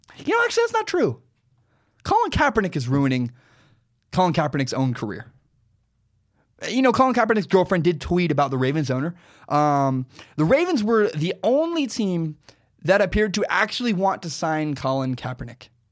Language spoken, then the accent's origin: English; Pacific Northwest, Oregon, United States; there's a huge burn in my hometown